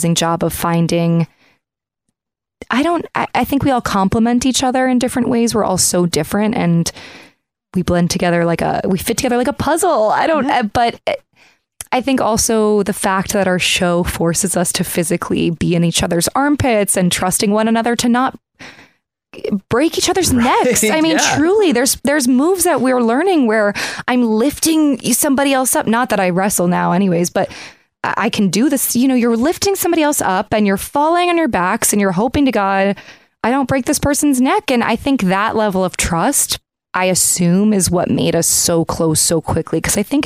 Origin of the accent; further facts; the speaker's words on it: East Coast, United States; moved away; I grew up on the East Coast